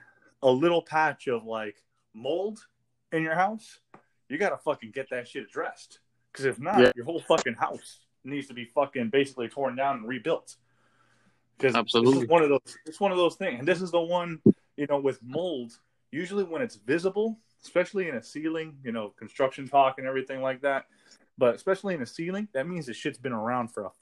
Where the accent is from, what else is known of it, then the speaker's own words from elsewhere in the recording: United States; I'm a full-blooded American. Born and raised in America.